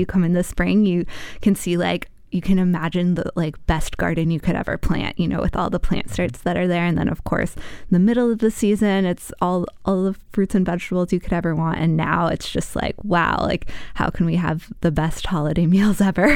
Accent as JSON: {"language": "English", "region": "Virginia", "country": "United States", "tie": "born or raised there", "moved": "yes", "lives_now": "Wisconsin, United States", "said": "I spent time growing up in Virginia"}